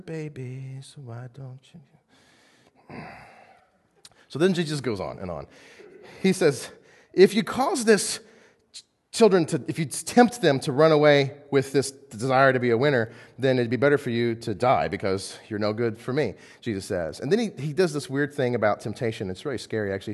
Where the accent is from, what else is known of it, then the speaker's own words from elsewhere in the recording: United States; I am an American through and through